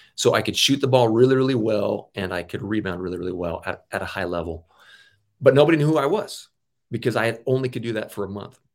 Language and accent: English; Auburn, Washington, United States; I grew up in Auburn, Washington, a suburb of Seattle